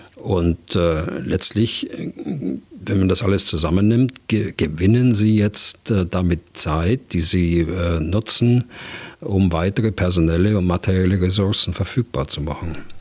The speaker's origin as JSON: {"language": "German", "country": "Germany", "said": "bei uns in Deutschland"}